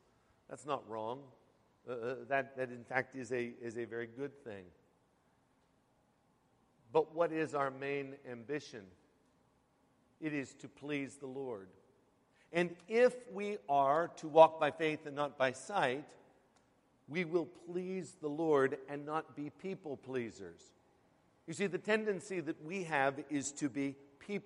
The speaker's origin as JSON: {"language": "English", "region": "Western Pennsylvania", "country": "United States", "tie": "born or raised there", "moved": "yes", "lives_now": "Queens, United States", "said": "I grew up in Western Pennsylvania"}